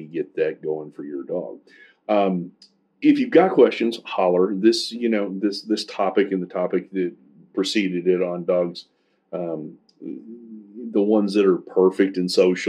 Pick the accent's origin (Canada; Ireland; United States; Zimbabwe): United States; Kansas City; I'm from Kansas City